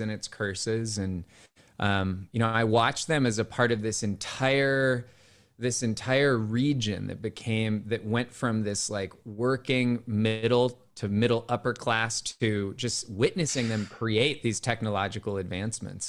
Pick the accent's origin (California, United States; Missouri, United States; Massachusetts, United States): California, United States; Cupertino; my hometown as a kid was Cupertino, California